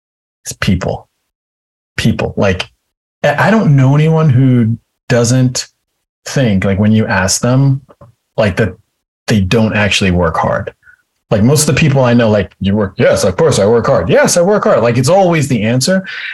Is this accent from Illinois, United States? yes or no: no; White Plains, New York, United States; also born or lived in Maryland; I grew up in White Plains, New York, in a town called Greenberg